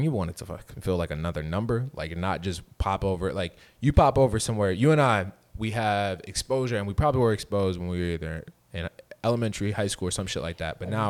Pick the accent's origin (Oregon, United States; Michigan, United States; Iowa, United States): Michigan, United States; Grand Rapids; moved away as an adult; also born or lived in Chicago; yeah, I grew up here, but I moved, like, right after Grand Valley.